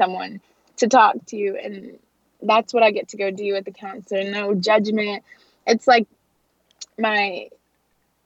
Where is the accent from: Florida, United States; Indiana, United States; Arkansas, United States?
Arkansas, United States; Fort Smith; the Old Fort Days rodeo in my hometown